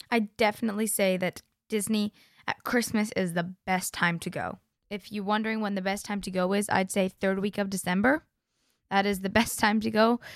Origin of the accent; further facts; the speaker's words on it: Canada; I'm a Canadian and a Floridian